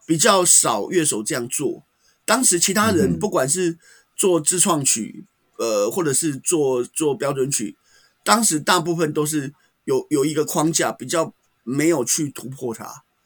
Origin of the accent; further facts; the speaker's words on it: Taiwan; also born or lived in Taipei; 我是台湾的评论者